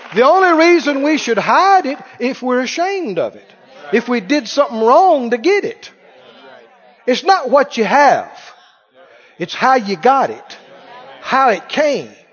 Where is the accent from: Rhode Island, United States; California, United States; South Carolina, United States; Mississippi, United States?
Mississippi, United States; also born or lived in Arkansas; now in Missouri, United States; where I grew up in Mississippi